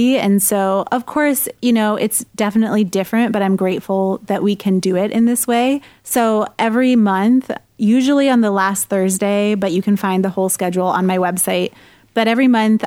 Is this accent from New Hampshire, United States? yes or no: yes; New Hampshire, United States; moved away as an adult; also born or lived in Somerville, Massachusetts; New Hampshire is my home state where I'm from.